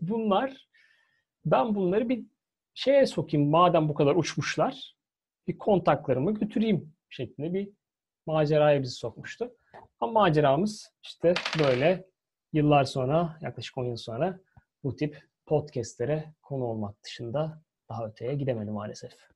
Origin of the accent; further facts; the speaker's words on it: Istanbul, Turkey; now in United Kingdom; Bizim güzel Halicimiz, Boğazımız var.